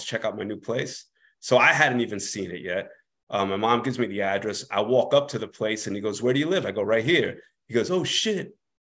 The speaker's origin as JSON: {"language": "English", "town": "Corona", "region": "New York", "country": "United States", "said": "Yeah, we're from the same part. We're both from Corona. We both lived in Corona, but in different parts."}